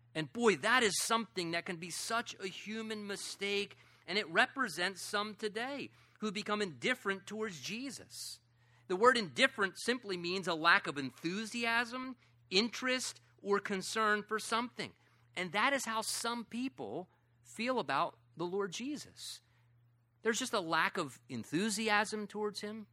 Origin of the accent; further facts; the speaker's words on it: United States; I'm an American